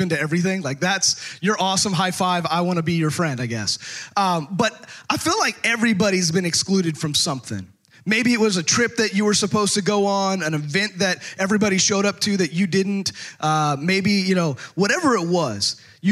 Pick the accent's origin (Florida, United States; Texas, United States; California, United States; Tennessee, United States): Texas, United States; also born or lived in out west; now in Arkansas, United States; growing up in Texas